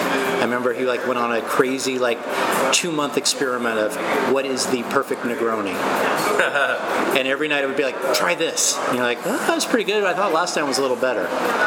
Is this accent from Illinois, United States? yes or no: no; Napa Valley, California, United States; also born or lived in San Francisco; being born and raised in Napa Valley.